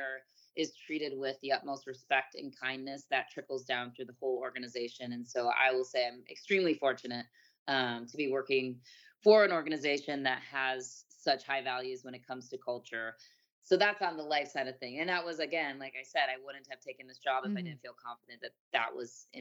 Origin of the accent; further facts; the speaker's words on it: Chicago, Illinois, United States; moved away as an adult; my hometown, Chicago